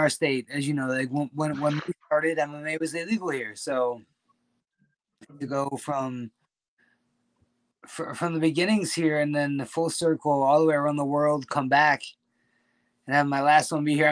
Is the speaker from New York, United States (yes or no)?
yes; Attica, New York, United States; also born or lived in Minnesota; now in China; my hometown. You know, like Attica, New York is a very small community, and I had the pleasure of growing up there